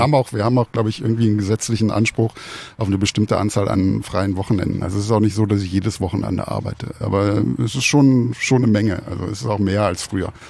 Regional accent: Mönchengladbach, North Rhine-Westphalia, Germany; geboren bin ich äh, 1970 in der Stadt des amtierenden deutschen Fußballmeisters

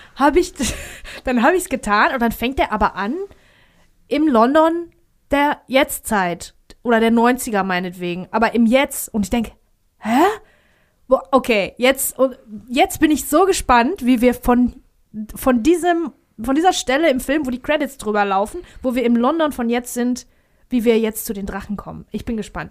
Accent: Greece; als Grieche

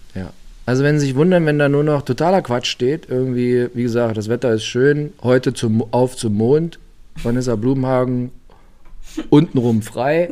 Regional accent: Germany; bin aus der DDR

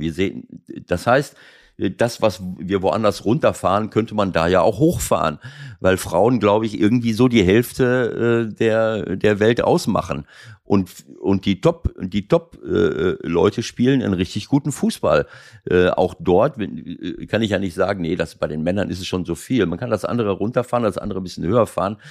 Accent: Schloss Holte-Stukenbrock, North Rhine-Westphalia, Germany; moved away; in meinem Heimatort Schloss Holte

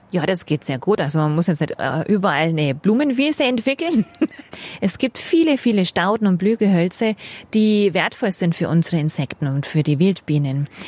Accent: Franconia, Bavaria, Germany; now in Munich, Germany; Bei uns in Frank, wo ich herkomme, mit dem, unserem sandigen Boden gab's keinen Giersch. Und wie ich hierher nach München komme

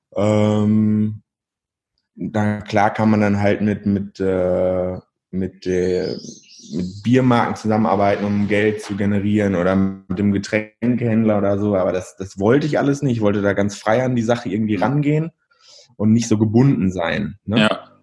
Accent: Verl, North Rhine-Westphalia, Germany; moved away as an adult; now in Bielefeld, Germany; Eigentlich komme ich aus Ferl

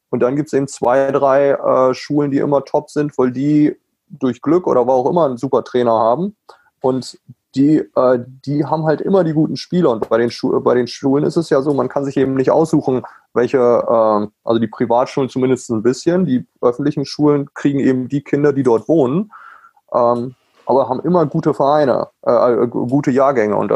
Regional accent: Germany; natürlich als Deutscher komme ich darüber und sage, ich biete ein Camp

